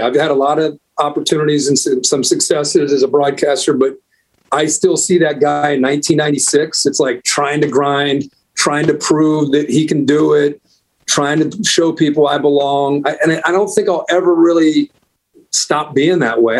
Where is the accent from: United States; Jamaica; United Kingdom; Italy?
United States; Ohio; growing up in Ohio